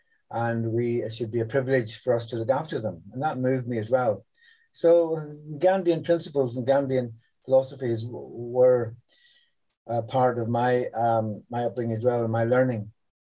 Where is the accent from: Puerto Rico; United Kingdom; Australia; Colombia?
United Kingdom; Northern Ireland; also born or lived in New Delhi, India; now in London, United Kingdom; I was born a few years later in New Delhi. And a few years later after that, my parents came to settle in Northern Ireland, where I grew up. And so I was educated in Northern Ireland. I went to Queen's University in Belfast.